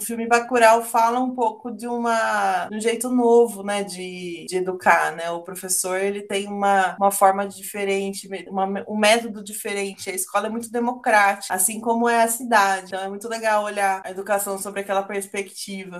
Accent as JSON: {"language": "Portuguese", "country": "Brazil", "tie": "born or raised there", "said": "no Jardim Glória, né, que foi o bairro onde eu nasci"}